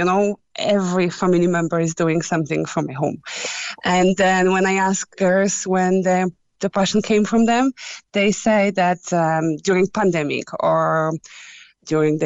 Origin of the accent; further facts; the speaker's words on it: Poland; moved away; I'm from Poland.